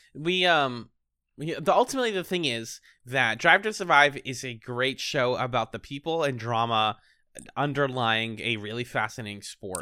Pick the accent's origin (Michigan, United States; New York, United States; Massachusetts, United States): Massachusetts, United States; Boston; I'm from Boston